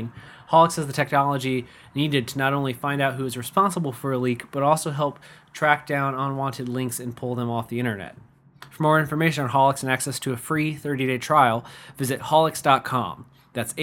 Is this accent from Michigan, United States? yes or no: yes; Constantine, Michigan, United States; also born or lived in Ohio / Big Rapids, Michigan; I'm from Ohio originally, but I grew up in Constantine